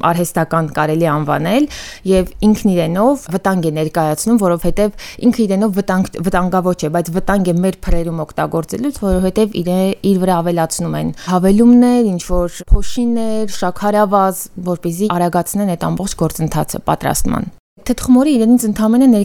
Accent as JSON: {"language": "Armenian", "region": "Yerevan", "country": "Armenia", "tie": "born or raised there", "said": "ու ծնողներս հենց Երևանում ենք ծնվել։"}